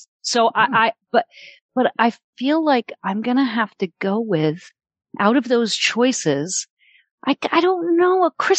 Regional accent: Massachusetts, United States; We're from Massachusetts.

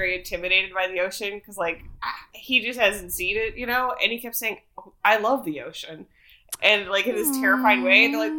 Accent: Ohio, United States; accent: Midwestern; moved away as an adult; also born or lived in Queens, New York; now in Los Angeles, United States; I don't sound quite as Midwestern, but then if I have a glass of wine, forget about it. But so I grew up there, and my parents are still in Cleveland.

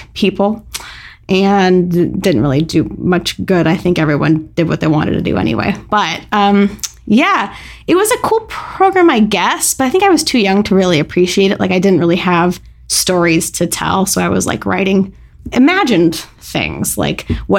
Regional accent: Santa Clarita, California, United States; I'm from a weird little town called Santa Clarita, California, which is about 40 minutes outside of the center of Los Angeles

